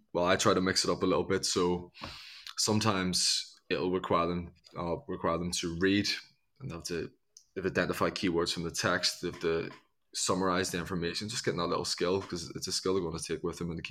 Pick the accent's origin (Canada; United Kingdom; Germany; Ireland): Ireland; growing up in Ireland, you still got castles